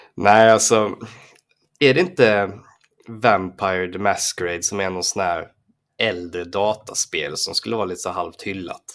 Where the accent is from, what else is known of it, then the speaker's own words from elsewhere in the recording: Falkenberg, Halland County, Sweden; när jag var liten och bodde i Falkenberg